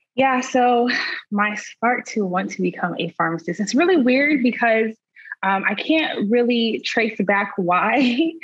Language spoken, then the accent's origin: English; Nigeria; being Nigerian